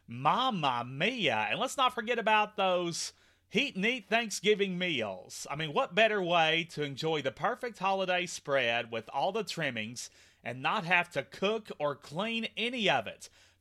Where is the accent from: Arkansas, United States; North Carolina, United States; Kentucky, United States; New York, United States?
Kentucky, United States; Henderson; my hometown of Henderson